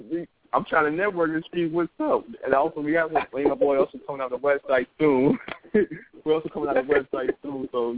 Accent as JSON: {"language": "English", "town": "New York City", "region": "New York", "country": "United States", "said": "I'm from Harlem. I'm from New York, too."}